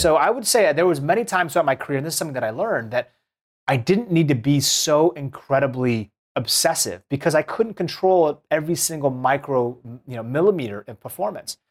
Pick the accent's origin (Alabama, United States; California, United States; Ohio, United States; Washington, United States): Washington, United States; Seattle; I grew up in Seattle